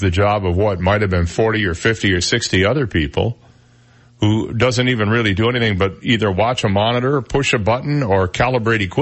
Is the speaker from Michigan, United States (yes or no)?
yes; Flint, Michigan, United States; now in Naples, United States; I grew up in Flint, Michigan